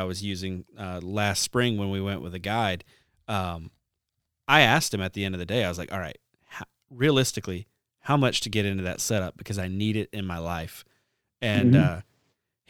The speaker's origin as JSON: {"language": "English", "region": "the South", "country": "United States", "tie": "born or raised there", "said": "growing up in the South"}